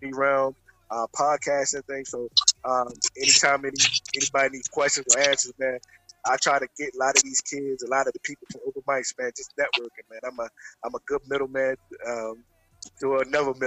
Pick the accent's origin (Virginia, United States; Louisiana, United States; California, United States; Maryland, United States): Maryland, United States; Baltimore; I'm from Baltimore, Maryland. That's where I'm at now.